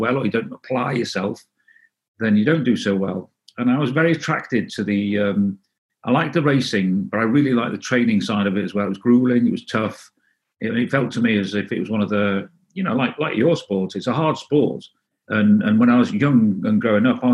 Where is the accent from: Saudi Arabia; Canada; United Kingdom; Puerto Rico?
United Kingdom; North Wales; first language Welsh; English is a second language; moved away; also born or lived in Derby; we moved, when I was 1 year old, we moved as a family to North Wales, and I started nursery there at two, and it was very Welsh-speaking. And so I grew up in as with Welsh as my first language until I was, until I moved away.